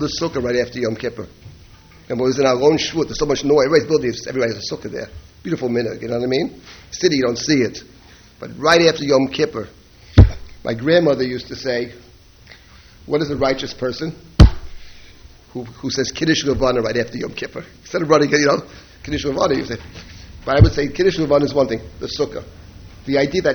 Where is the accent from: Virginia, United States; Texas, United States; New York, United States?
New York, United States; New York City; I grew up in Jackson Heights, Queens